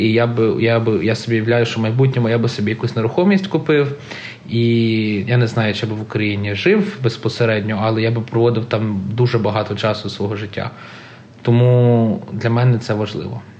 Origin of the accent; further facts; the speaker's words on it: Canada; Я народився в Канаді. Я не можу скрити факт, що я канадець